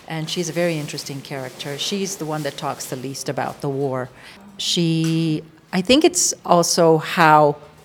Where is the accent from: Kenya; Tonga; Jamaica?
Kenya; Nairobi; I actually was born and raised in Nairobi, and I remember growing up with racism, fear